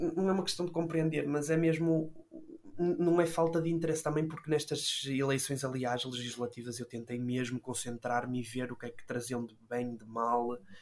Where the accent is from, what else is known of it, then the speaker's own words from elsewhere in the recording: Matosinhos, Porto District, Portugal; Nasci e fui criado em, em Matosinhos, que é um, no Conselho do Porto